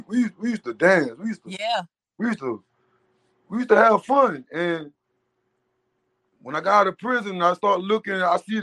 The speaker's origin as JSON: {"language": "English", "town": "Orangeburg", "region": "South Carolina", "country": "United States", "said": "I'm from Orangeburg, South Carolina."}